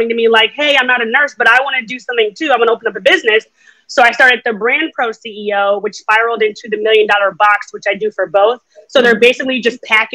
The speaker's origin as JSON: {"language": "English", "region": "New York", "country": "United States", "said": "I'm a New Yorker."}